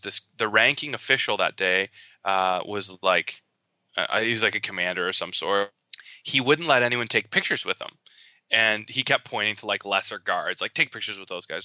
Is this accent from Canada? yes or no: yes; Canada; I am Canadian